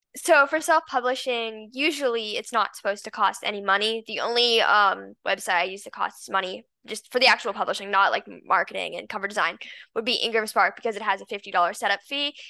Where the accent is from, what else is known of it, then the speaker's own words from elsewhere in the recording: Los Angeles, California, United States; now in San Diego, United States; I was born in Los Angeles and I lived there um for 11 years.